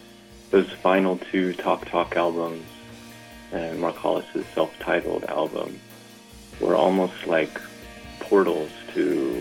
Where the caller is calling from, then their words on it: Amsterdam, North Holland, Netherlands; I'm calling from Amsterdam.